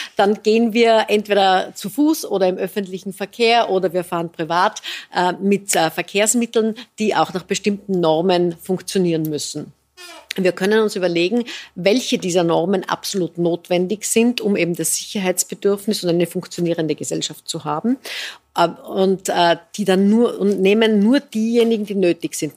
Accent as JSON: {"language": "German", "country": "Austria", "said": "bei uns in Österreich"}